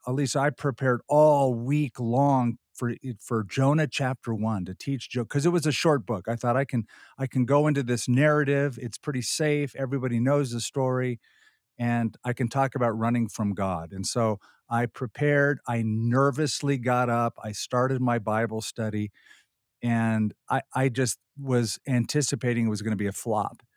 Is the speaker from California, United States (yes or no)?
yes; Southern California, United States; I was raised in Southern California